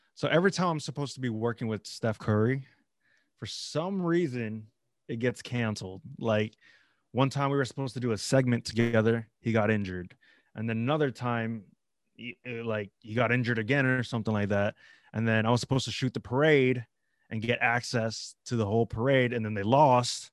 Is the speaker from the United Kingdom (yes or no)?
no; Philippines; I'm Filipino